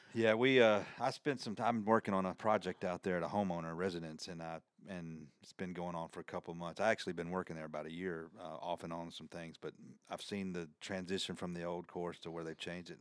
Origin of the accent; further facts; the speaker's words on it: the South, United States; accent: country; my country accent